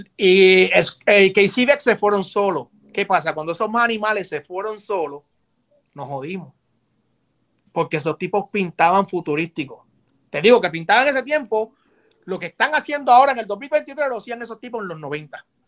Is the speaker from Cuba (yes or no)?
no; San Juan, Puerto Rico; also born or lived in Bronx, New York; now in New York, United States; yo soy de Santurce